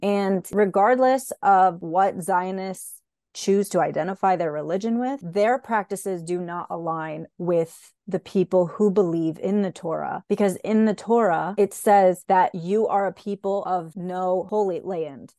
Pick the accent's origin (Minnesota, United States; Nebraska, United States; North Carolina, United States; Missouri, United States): North Carolina, United States; Raleigh; I was born and bred in Raleigh, North Carolina. So I was born in Raleigh, raised in Raleigh